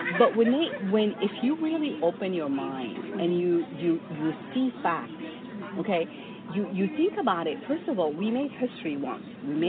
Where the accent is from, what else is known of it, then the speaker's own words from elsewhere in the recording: United States; I'm just saying what I feel as an American woman here